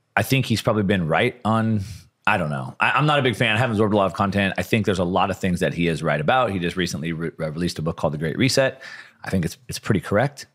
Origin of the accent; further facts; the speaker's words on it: Southern California, United States; I'm from SoCal